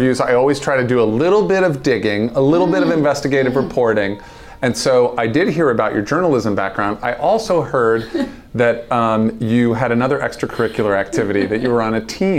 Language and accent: English; New York area, United States; having grown up in this area myself